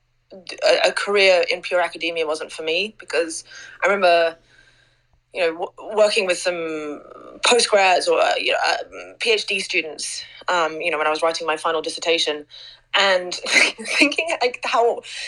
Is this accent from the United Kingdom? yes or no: yes; England, United Kingdom; I grew up in England